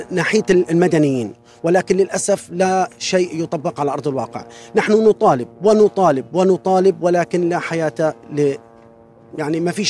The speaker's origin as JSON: {"language": "Arabic", "country": "Palestine", "said": "يجب علينا كفلسطينيين"}